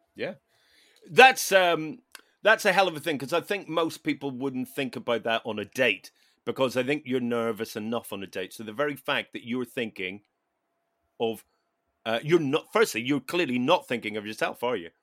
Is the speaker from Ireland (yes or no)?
yes; Ireland; as an Irish person